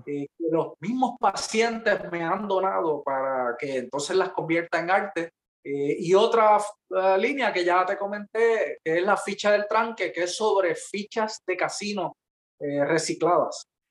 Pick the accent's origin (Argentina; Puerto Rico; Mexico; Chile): Puerto Rico; Peñuelas; also born or lived in Ponce; yo soy de Peñuelas